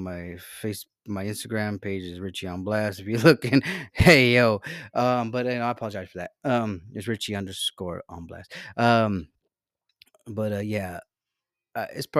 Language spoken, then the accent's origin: English; Salinas, California, United States; I'm from Salinas.